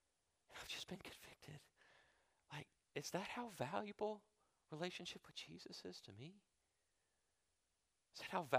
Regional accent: United States; born there; I was born in the United States, born in a free country with liberty, a Christian nation after all, right?

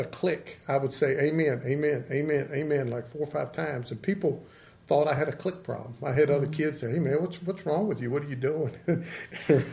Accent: Elkton, Virginia, United States; I grew up right in the town limits of Elkton

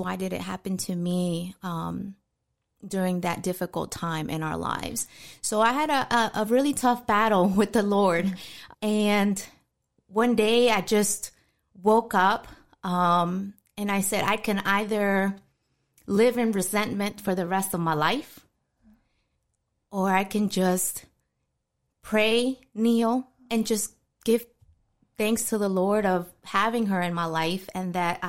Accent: New York City, New York, United States; born there; also born or lived in Florida; I was born in New York City, the Bronx. My parents are originally from Mexico. They arrived here to the States from 1984.

